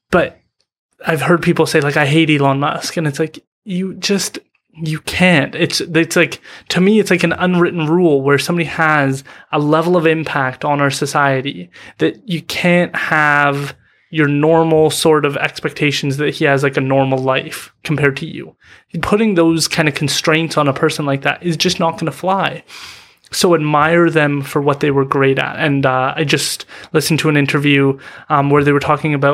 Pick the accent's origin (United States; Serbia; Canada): Canada; Vancouver, British Columbia; First of all, being proud as a British Columbian, um, as a Vancouverite or, or whatever it is, to be proud of the people who are succeeding in your community, in your area.